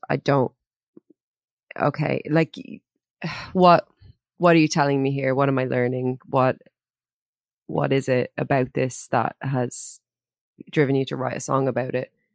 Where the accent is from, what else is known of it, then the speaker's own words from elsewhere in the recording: Ireland; as an Irish person